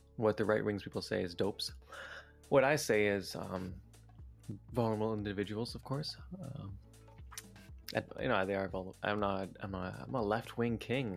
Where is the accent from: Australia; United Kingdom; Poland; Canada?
Canada; Vancouver, British Columbia; I'm from the Metro Vancouver area